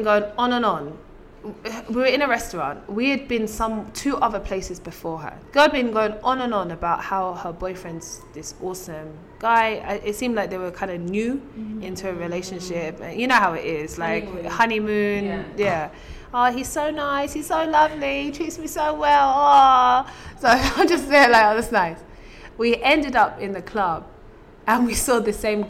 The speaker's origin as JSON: {"language": "English", "region": "London", "country": "United Kingdom", "tie": "born or raised there"}